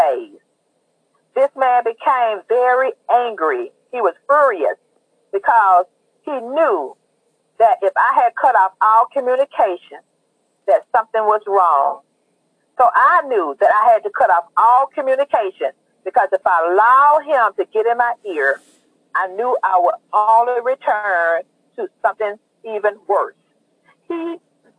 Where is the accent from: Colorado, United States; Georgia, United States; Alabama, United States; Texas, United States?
Alabama, United States; Mobile; I was born and raised in Mobile, Alabama.